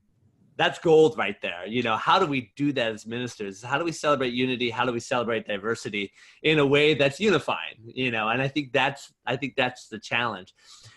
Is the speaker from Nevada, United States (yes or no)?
no; California, United States; Being born and raised in California myself, and having been involved in churches in California